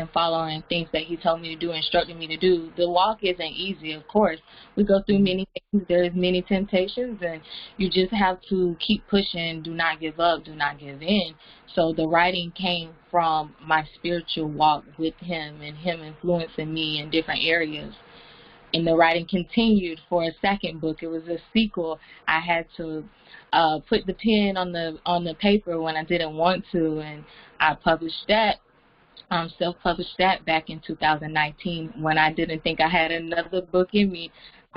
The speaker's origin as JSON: {"language": "English", "town": "Jesup", "region": "Georgia", "country": "United States", "said": "I am from Jessup, Georgia, near the Savannah area"}